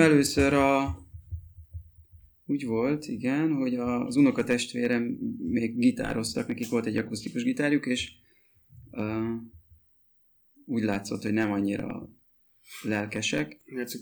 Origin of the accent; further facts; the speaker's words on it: Mezőtúr, Jász-Nagykun-Szolnok, Hungary; moved away as an adult; mi mezőtúriak vagyunk egyébként, és e, ott nőttünk fel, 18, én 18 éves koromig ott éltem.